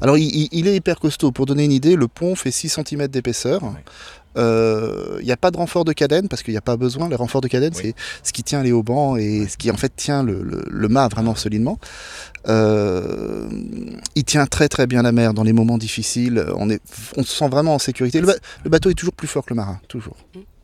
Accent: Blois, Centre-Val de Loire, France; je suis né à Blois, donc dans, la, dans les terres.

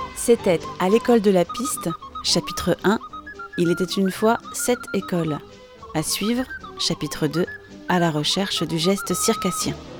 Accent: Brussels, Brussels-Capital Region, Belgium; now in Montpellier, France; j'étais dans une école qui n'était pas, euh, qui était en Belgique

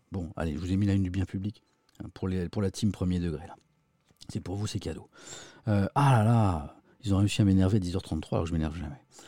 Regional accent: Brittany, France; now in Paris, France; Je suis breton

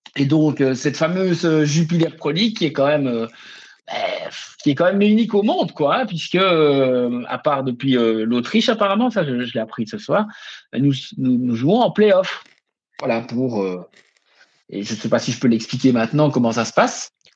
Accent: Liège, Wallonia, Belgium; chez nous à Liège

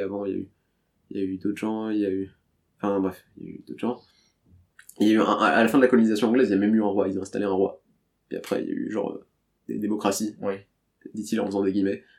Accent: Paris, Île-de-France, France; je suis né à Paris

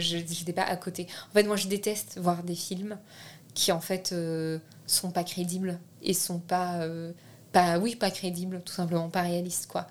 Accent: France; first language French; Je suis née en France, je suis française, j'ai la nationalité française

